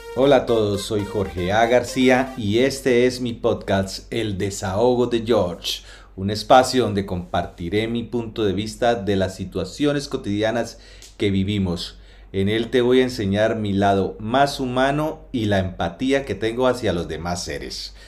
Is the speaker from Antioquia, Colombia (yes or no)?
no; Cúcuta, Norte de Santander, Colombia; moved away as an adult; now in Spain; el norte de Santander, Cúcuta, pues me interesa. Y todo lo que salga en redes, eh, lo que salga en noticiarios, lo que salga en, en cualquier medio que sea de esta zona del país, pues porque es, mi, es de donde yo soy